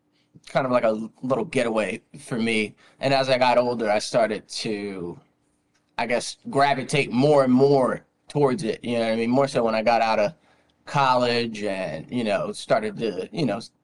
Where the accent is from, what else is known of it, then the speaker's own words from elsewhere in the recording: Trenton, New Jersey, United States; You know, we're all from Jersey.